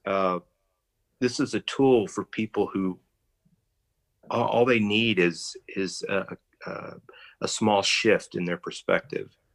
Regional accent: Texas, United States; I'm a Texan

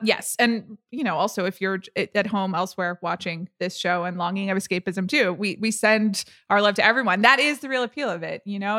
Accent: United States; I'm an American

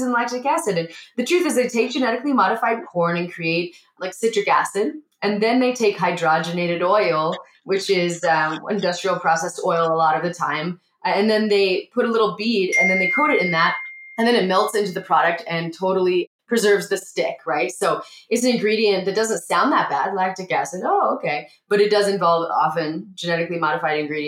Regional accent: Montana, United States; I grew up in Montana.

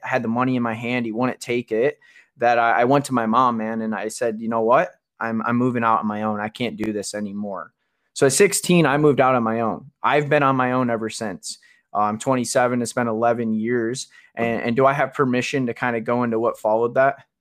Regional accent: Kalamazoo, Michigan, United States; I'm from Kalamazoo. We're both from Michigan

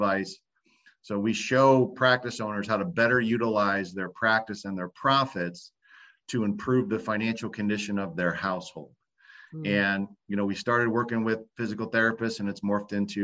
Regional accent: Ohio, United States; also born or lived in Florida; now in Tampa Bay, United States; I'm from Ohio originally, but you know, I decided to move down to Florida

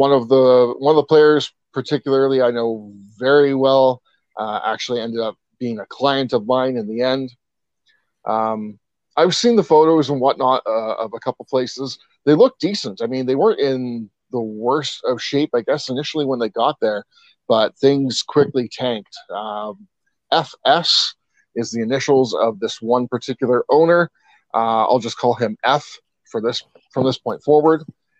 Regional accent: East Coast, United States; I brought that with me from my home state on the East Coast.

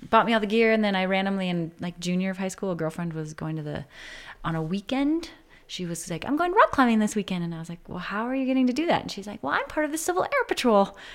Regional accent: New Hope, Minnesota, United States; New Hope, uh, it's like suburb northwest, like 10 miles near Plymouth, Crystal, Robbinsdale.

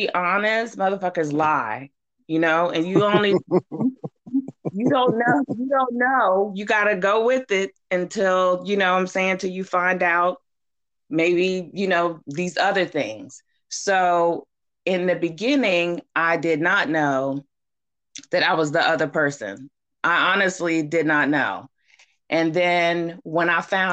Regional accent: Baltimore, Maryland, United States; I'm from Maryland

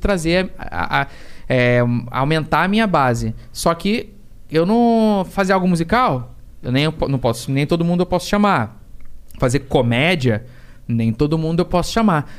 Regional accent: Rio de Janeiro, Brazil; tijucano, que nem eu

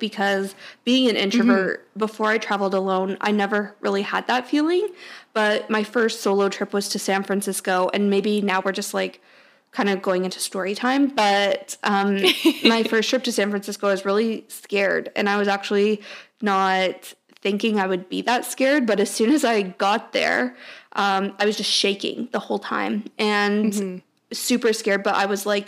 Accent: Toronto, Ontario, Canada; I was from Toronto

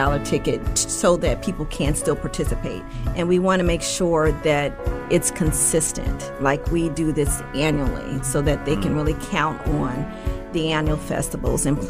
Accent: Omaha, Nebraska, United States; also born or lived in Denver; born and raised here in Omaha, Nebraska

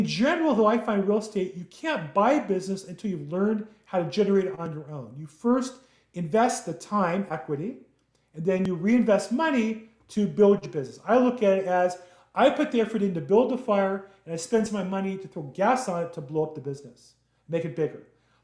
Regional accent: Los Angeles, California, United States; I grew up in Los Angeles, California

